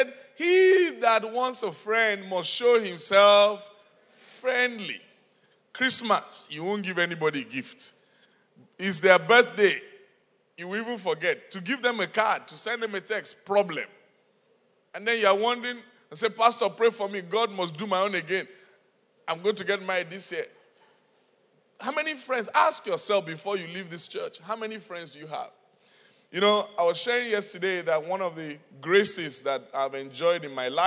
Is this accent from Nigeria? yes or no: yes; Nigeria; moved away; I'm from Nigeria